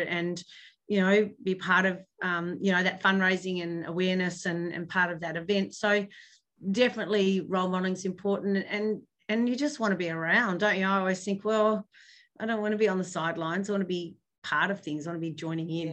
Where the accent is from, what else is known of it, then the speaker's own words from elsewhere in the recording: Hobart, Tasmania, Australia; now in Launceston, Australia; I grew up in Hobart